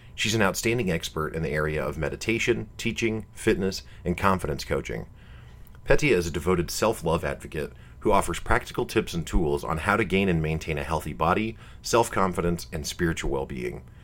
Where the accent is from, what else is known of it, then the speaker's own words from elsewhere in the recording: Missouri, United States; I'm from the Midwestern United States. I'm from Missouri